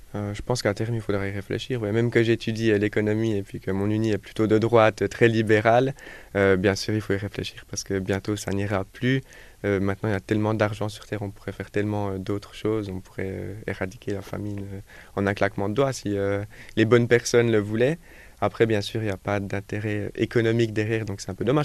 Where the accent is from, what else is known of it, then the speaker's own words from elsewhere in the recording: Jura, Switzerland; je viens du Jura en Suisse